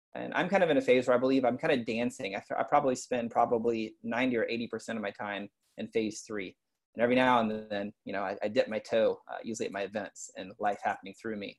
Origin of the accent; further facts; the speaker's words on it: East Texas, United States; I grew up in like in East Texas, redneck